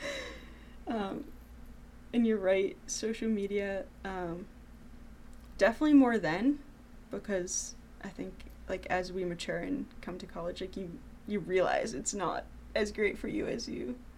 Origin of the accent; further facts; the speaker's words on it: North Reading, Massachusetts, United States; North Reading, my hometown